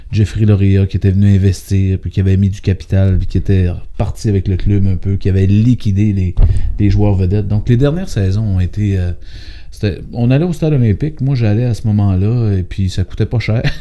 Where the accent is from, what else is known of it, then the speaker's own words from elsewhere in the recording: Quebec City, Quebec, Canada; Ben on a vécu les Nordiques à Québec